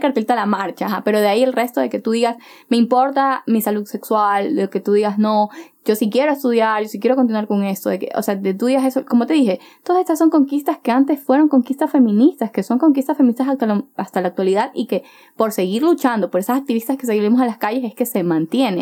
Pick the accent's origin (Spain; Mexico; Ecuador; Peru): Ecuador; Chone, Manabí; now in Guayaquil, Ecuador; yo soy de Chone, yo soy de Chone, Manabí